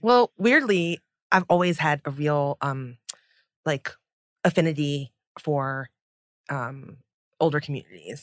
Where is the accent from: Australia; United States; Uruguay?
United States; as a child of immigrants because, you know, growing up in America